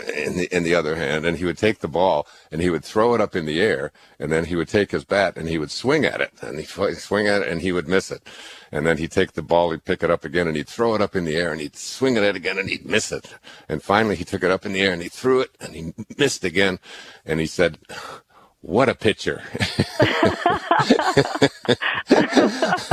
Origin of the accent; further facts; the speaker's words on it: Michigan, United States; I grew up in Michigan